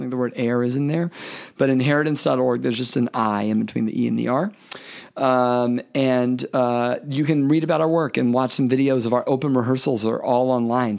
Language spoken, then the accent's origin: English; Memphis, Tennessee, United States; I'm from Memphis. I, I'm from the South, the, the, the Bible Belt